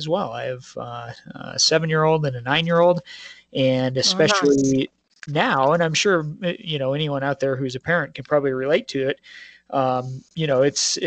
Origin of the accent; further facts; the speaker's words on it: Colorado, United States; I grew up in the Rocky Mountains here in Colorado